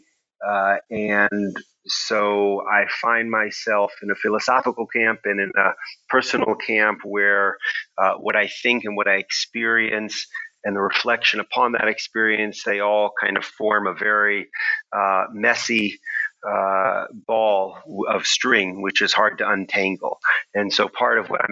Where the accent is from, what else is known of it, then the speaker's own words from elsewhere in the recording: Houston, Texas, United States; moved away as an adult; also born or lived in Princeton, New Jersey; now in Israel; I was born in Houston, Texas. And grew up there until I went to college at Princeton at age 17